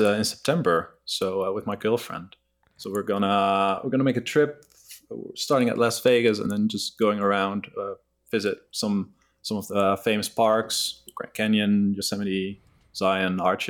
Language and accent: English; Netherlands; I'm from the Netherlands, as you just said. I live in Groningen, which is a city up north in the Netherlands.